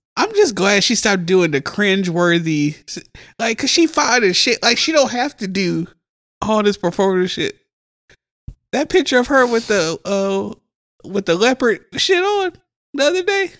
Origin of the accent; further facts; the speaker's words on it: Huntsville, Alabama, United States; also born or lived in Mississippi / Birmingham, Alabama; When Andre was born, we moved from Birmingham back to Mississippi. My dad moved up here, started working. Andre was born. He went, got us, and brought us to Huntsville